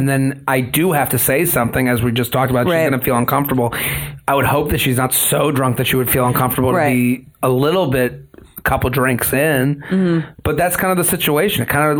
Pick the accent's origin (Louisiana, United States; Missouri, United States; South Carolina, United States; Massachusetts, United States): Massachusetts, United States; Needham; I'm from outside of Boston. And they're like, and then they go, I would have thought Long Island. And I go, no, I'm from a town called Needham.